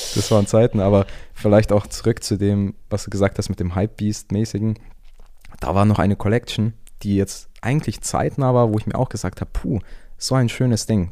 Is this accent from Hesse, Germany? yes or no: no; Augsburg, Bavaria, Germany; moved away as an adult; now in Antwerp, Belgium; ich komme aus ursprünglich aus Augsburg, wohne aber aktuell in Antwerpen, also in Belgien.